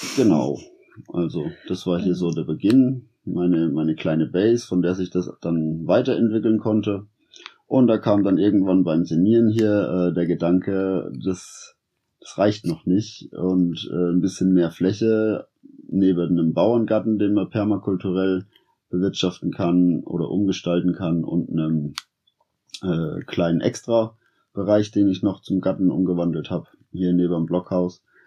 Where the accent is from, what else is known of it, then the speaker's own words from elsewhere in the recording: Sonneberg region, Thuringia, Germany; also born or lived in Berlin; Ich bin hier in der Region aufgewachsen. Ich wohne in der Straße hier